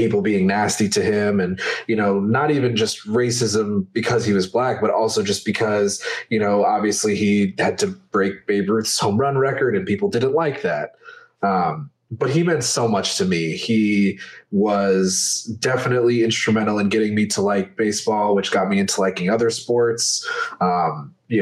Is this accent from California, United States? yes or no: no; Atlanta, Georgia, United States; moved away; also born or lived in Chicago, Illinois; I did obviously live in Atlanta for a long time, but I remember right before I moved from Chicago